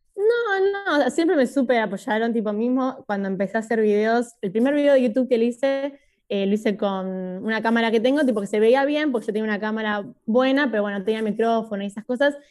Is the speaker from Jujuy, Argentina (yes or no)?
no; Buenos Aires, Argentina; also born or lived in Tres de Febrero, Buenos Aires Province / Oxford, England; Yo nací en Capital, pero vivo en el conurbano, tipo al lado de Capital igual. ¿En, pero, ¿en dónde? En el partido 3 de febrero, tipo zona oeste. Bien. Eh, pero nací en Devoto, o sea, casi ahí nomás.